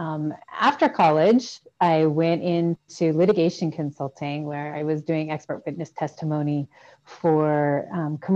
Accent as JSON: {"language": "English", "region": "Washington", "country": "United States", "tie": "born or raised there", "also_born_or_lived": "San Francisco Bay Area, United States / Oxford, United Kingdom", "moved": "as an adult", "lives_now": "Puerto Rico", "said": "I grew up in Washington State"}